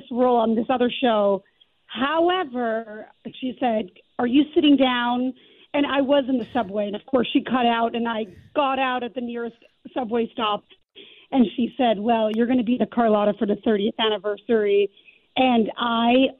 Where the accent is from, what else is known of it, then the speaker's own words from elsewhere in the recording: Calgary, Alberta, Canada; moved away as an adult; also born or lived in New York; But I grew up in Calgary, and I studied there